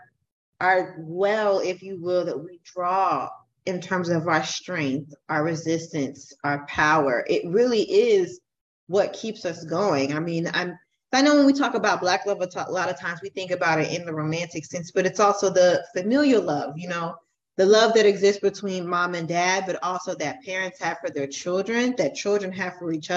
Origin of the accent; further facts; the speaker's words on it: Florida, United States; I'm from Florida